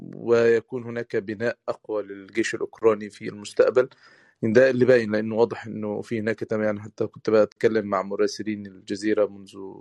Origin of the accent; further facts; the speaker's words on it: Egypt; احنا كمصريين